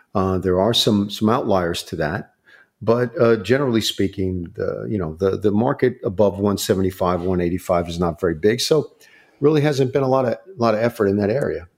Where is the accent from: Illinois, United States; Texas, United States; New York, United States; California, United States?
New York, United States; Long Island; moved away; also born or lived in Akron, Ohio; I grew up in Long Island, New York